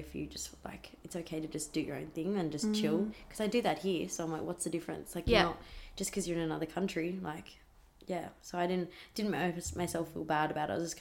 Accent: Australia

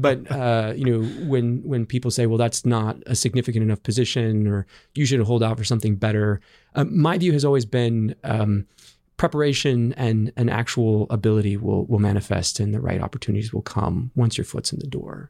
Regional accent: Central Valley of California, United States; I grew up in the Central Valley of California.

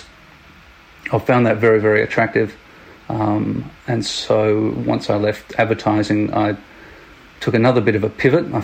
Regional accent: Adelaide, South Australia, Australia; now in Sydney, Australia; I was born and raised in little old Adelaide

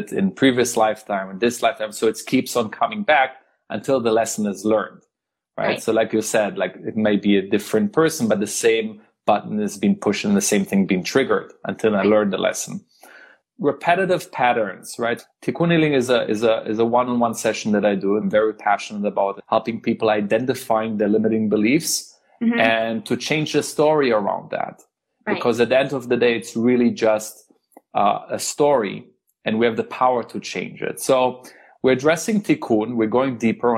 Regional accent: Germany; also born or lived in Israel; I was born in Israel, but I grew up in Germany.

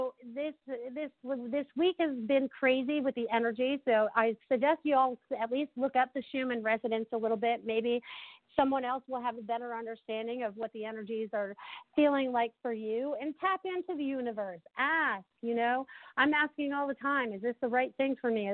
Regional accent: New England, United States; moved away as an adult; now in Sarasota, United States; I grew up in New England

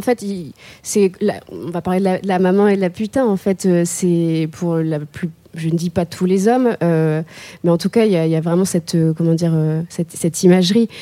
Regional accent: the North, Hauts-de-France, France; moi je viens du Nord, donc entre la grisaille et les briques rouges

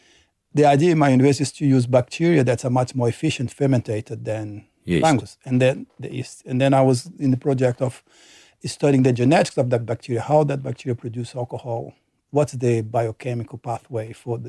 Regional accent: Brazil; English is a second language; moved away as an adult; now in Australia; Yes, I'm from Brazil.

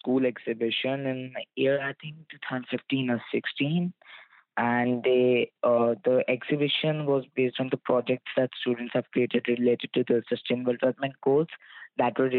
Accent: India; now in Canada; I'm from India and currently living in Canada.

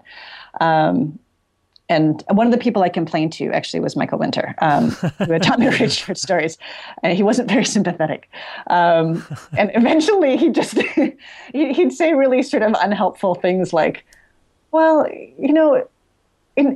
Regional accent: Toronto, Ontario, Canada; I grew up sort of in Midtown Toronto

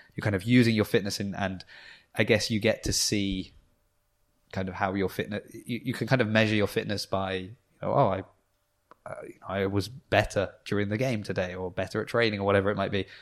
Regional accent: New Forest, South East England, United Kingdom; I'm from the New Forest

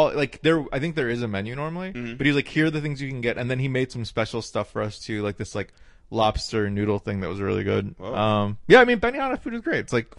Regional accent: Knoxville, Tennessee, United States; moved away as an adult; also born or lived in North Carolina / Portland; I was born in North Carolina, and then we lived in Portland for a year, and then I lived in Tennessee from second grade until college.

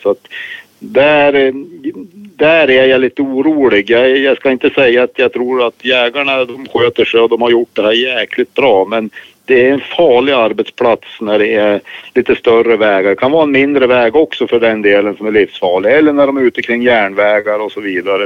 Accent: Östersund, Jämtland, Sweden; accent: northern Swedish; jag hör hemma i Östersund i Jämtlands län

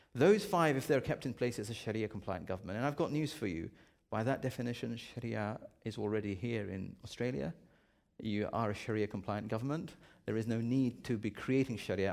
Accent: United Kingdom; I'm a Brit

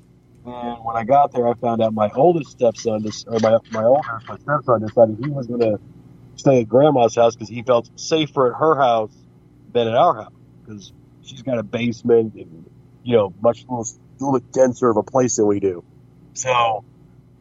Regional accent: United States; also born or lived in Oklahoma / Arkansas; now in Alabama, United States; Growing up in Oklahoma, Arkansas, and now living in Alabama

